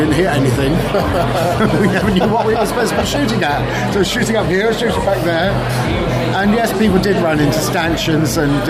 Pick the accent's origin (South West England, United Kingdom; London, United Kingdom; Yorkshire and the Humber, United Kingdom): South West England, United Kingdom; Bristol; Oh, yeah, I'm from Bristol.